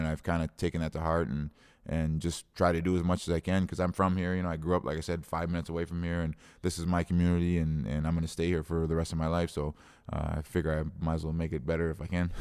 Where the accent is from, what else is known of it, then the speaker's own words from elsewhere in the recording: Osseo, United States; I grew up in Osseo